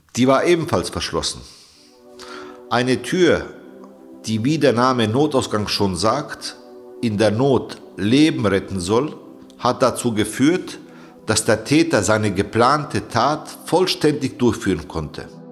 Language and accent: German; Bavaria, Germany; now in Hesse, Germany; Als jemand, der im Freistaat Bayern geboren und groß geworden ist